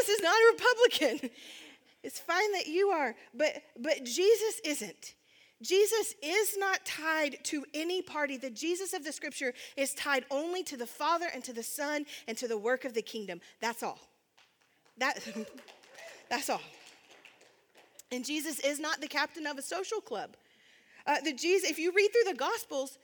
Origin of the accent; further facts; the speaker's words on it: United States; we as American Christians